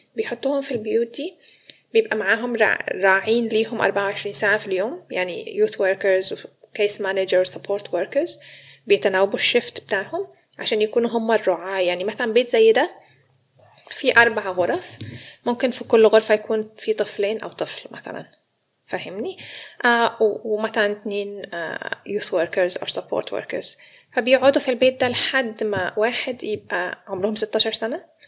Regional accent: Egypt; moved away as an adult; also born or lived in Sydney, Australia; now in Melbourne, Australia; انا مصريه فجابني استراليا

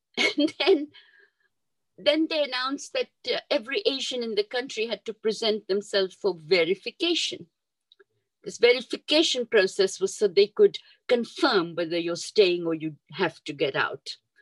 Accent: Kampala, Central Region, Uganda; moved away as an adult; also born or lived in Mombasa, Kenya / Jinja, Uganda; We moved from Mombasa when I was five years old and we came to Kampala. And uh, we lived in Kampala. I lived in Kampala about 10 years and then my father was transferred to Jinja.

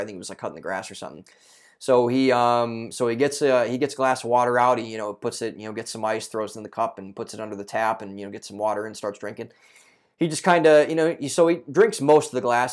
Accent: a suburb outside of Cleveland, Ohio, United States; I grew up in Cleveland, Ohio for those, or not Cleveland, Ohio, but a suburb outside of Cleveland, Ohio

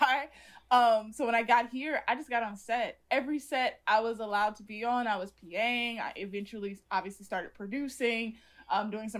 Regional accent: Indiana, United States; also born or lived in Chicago / Los Angeles; I was like commuting from Indiana to Chicago every day to go to art school

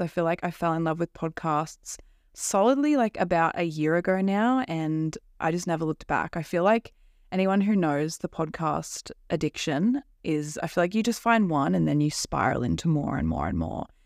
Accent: Central Coast, New South Wales, Australia; I'm from the Central Coast. It's kind of near Sydney in Australia

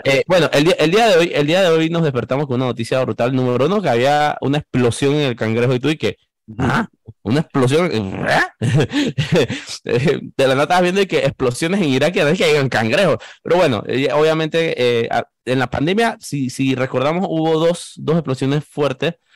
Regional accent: Panama; periodista panameño

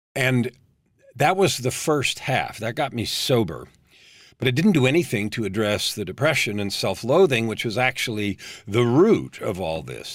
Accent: San Francisco Bay Area, California, United States; I grew up in San Francisco Bay Area during the time when hippies showed up

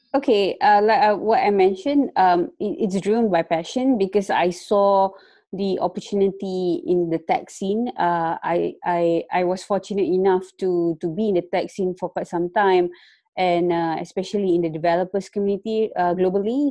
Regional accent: Malaysia; moved away as an adult; also born or lived in Kuala Lumpur; now in Netherlands; I'm actually from Malaysia. I just moved uh, to Netherlands like for about a week now

